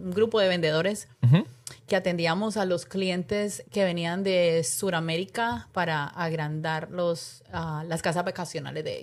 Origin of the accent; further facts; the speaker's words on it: Cali, Valle del Cauca, Colombia; now in United States; vine de Colombia, de Cali, y claro, obviamente a los años fue que saqué la licencia.